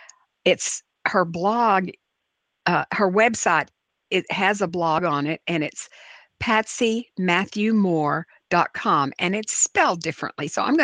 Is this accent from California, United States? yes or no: no; New Orleans, Louisiana, United States; I love growing up in New Orleans, and I was fortunate to be able to attend Ursuline Academy, the oldest continuously operating school for girls in the United States, founded in 1727.